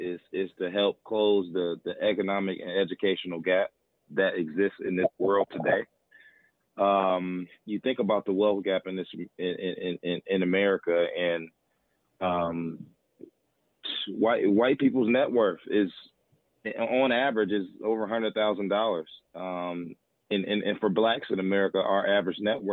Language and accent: English; Fort Wayne, Indiana, United States; moved away as an adult; now in Dallas, United States; I'm from Fort Wayne, Indiana, and grew up